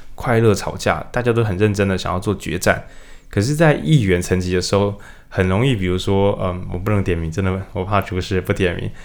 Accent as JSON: {"language": "Chinese", "region": "Changhua County", "country": "Taiwan", "moved": "yes", "said": "我以前我是彰化人"}